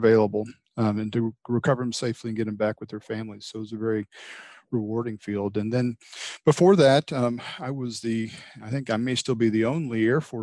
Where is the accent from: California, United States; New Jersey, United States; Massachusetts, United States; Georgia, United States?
Georgia, United States; Atlanta; moved away as an adult; also born or lived in San Antonio, Texas / St. Louis area; I'm from Georgia originally, born and raised in the Atlanta area.